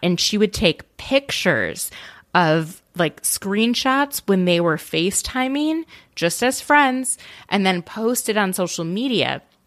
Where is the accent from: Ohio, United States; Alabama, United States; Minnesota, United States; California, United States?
Minnesota, United States; I'm from Minnesota